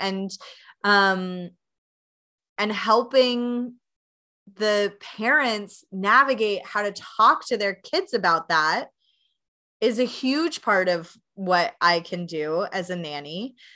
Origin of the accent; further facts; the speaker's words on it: Knoxville, Tennessee, United States; now in Chicago, United States; I'm originally from Knoxville, Tennessee